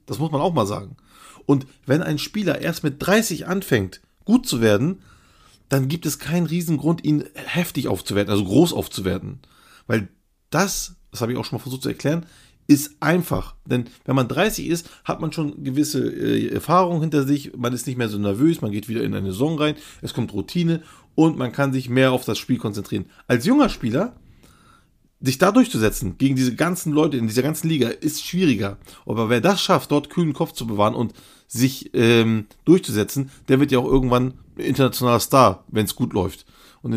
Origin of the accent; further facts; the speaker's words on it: Turkey; bei uns in der Türkei